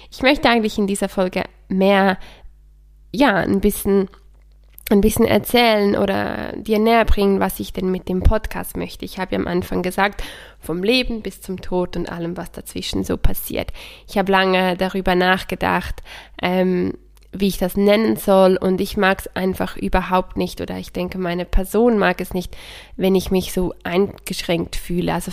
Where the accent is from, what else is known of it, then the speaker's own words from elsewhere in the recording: Switzerland; Ich bin aus der Schweiz oder ich lebe in der Schweiz. Ich bin Schweizerin und Italienerin.